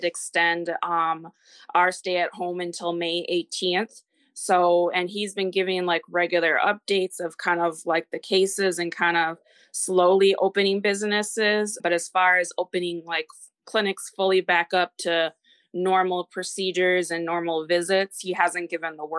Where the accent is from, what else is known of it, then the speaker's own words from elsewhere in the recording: Minnesota, United States; moved away as an adult; also born or lived in Texas; I am from Minnesota, and I am 33